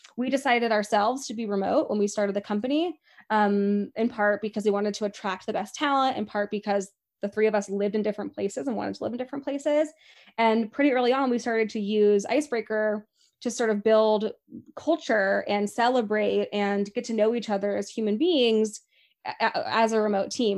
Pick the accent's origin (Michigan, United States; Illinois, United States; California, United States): California, United States; Laguna Beach; the Coffee Pub in Laguna Beach, which is my hometown